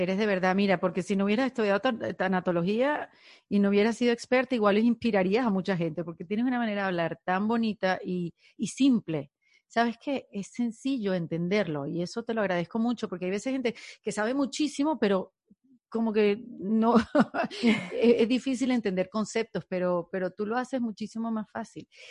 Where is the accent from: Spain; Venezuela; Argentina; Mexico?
Venezuela; moved away; seguidores que tengo de Venezuela, que muchos hemos sentido que hemos perdido un país